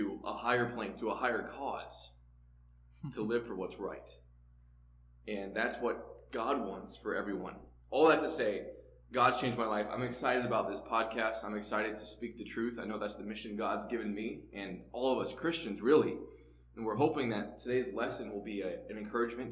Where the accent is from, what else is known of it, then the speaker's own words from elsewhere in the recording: St. Louis, Missouri, United States; I grew up in St. Louis, Missouri